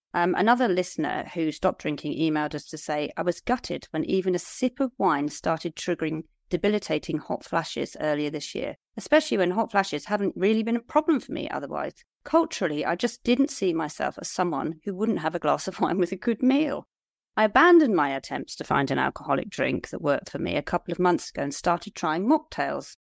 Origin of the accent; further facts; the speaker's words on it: Liskeard, South West England, United Kingdom; my hometown of Lisgard.